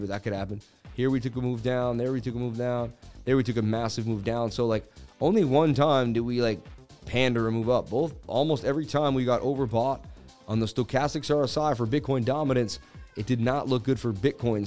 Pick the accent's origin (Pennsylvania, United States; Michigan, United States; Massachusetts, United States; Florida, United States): Massachusetts, United States; I was born in Massachusetts where we do it all